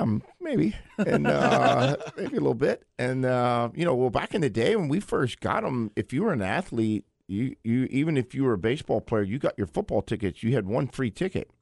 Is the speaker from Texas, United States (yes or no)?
yes; Waco, Texas, United States; I grew up in Waco, Texas, where, you know, bull riding was the thing